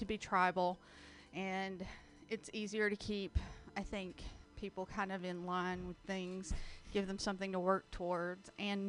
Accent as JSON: {"language": "English", "region": "the South", "country": "United States", "tie": "born or raised there"}